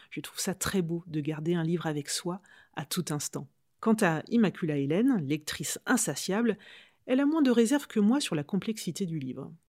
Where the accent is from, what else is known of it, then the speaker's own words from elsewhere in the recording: Normandy, France; Alors oui et non. Je suis normande, hein, réponse classique.